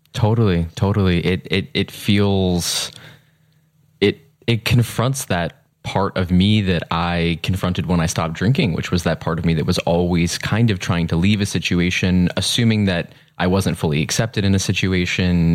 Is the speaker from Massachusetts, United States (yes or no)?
yes; suburban Massachusetts, United States; also born or lived in New York City, United States; I grew up um, partially in New York City. Mm-hmm. That was the first decade of my life, and mm-hmm. then in suburban Massachusetts.